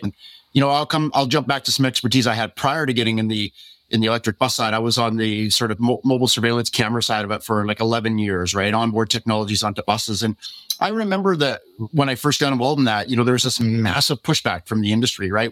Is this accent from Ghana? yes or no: no; Canada; being a Canadian